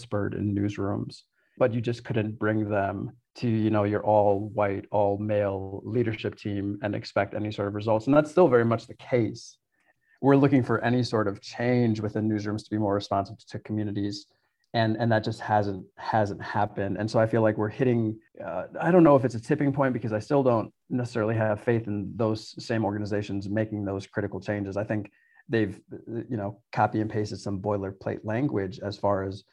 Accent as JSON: {"language": "English", "town": "Milwaukee", "region": "Wisconsin", "country": "United States", "tie": "born or raised there", "said": "I grew up in Milwaukee, all over the South Side, went to school all around the city"}